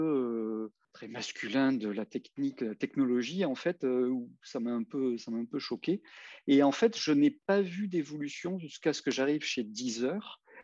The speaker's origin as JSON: {"language": "French", "town": "Marseille", "region": "Provence-Alpes-Côte d'Azur", "country": "France", "said": "je venais quartier nord de Marseille"}